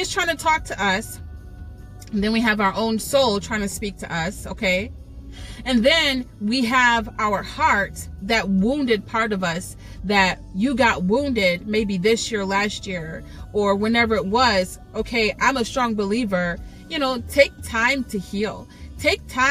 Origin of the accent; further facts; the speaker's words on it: New York, United States; maybe you can hear my accent. I don't want to say I'm from New York